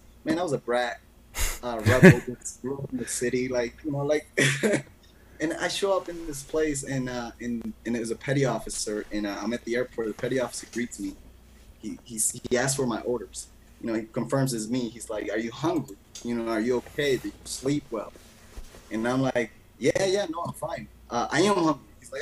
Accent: Boston, Massachusetts, United States; moved away as an adult; also born or lived in Medellín, Colombia; now in Colombia; at 8 years of age, my parents migrated to Boston.

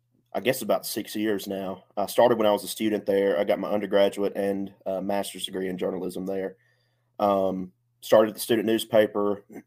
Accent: Mississippi, United States; I grew up in Mississippi, just about an hour from Oxford. You know, both of my parents went to Ole Miss

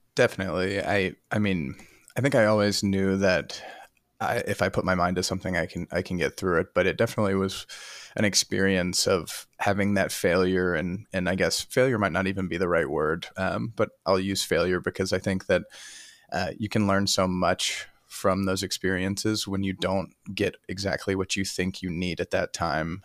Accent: Chattanooga, Tennessee, United States; also born or lived in Ohio; I am from Chattanooga, Tennessee originally

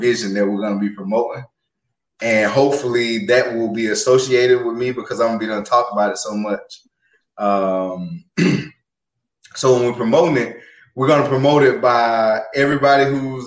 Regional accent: Georgia, United States; moved away; my hometown, Georgia

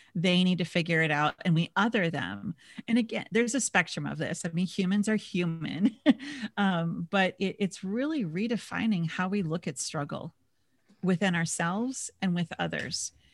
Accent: Minnesota, United States; now in San Diego, United States; I grew up in Minis-, in Minnesota

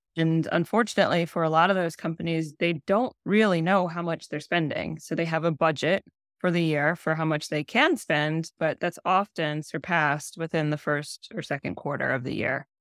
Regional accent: Columbus, Ohio, United States; born and raised in Columbus, Ohio, and so, yes, I am a Buckeye

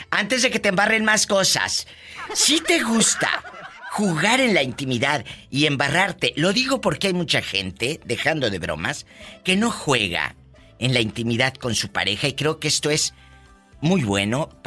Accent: Jalisco, Mexico; Mire, yo soy de Jalisco.

